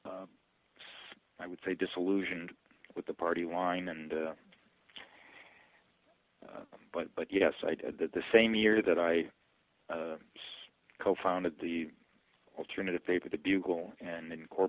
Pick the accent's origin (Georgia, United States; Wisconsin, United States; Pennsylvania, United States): Wisconsin, United States; Milwaukee; moved away as an adult; also born or lived in Princeton, Wisconsin; now in Massachusetts, United States; growing up in Milwaukee